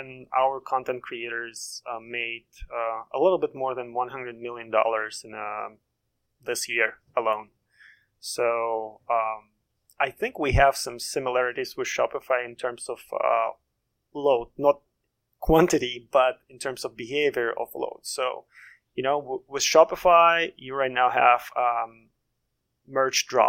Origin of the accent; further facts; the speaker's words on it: Russia; now in Maryland, United States; I'm originally from Russia and currently based in Maryland in the DC metro area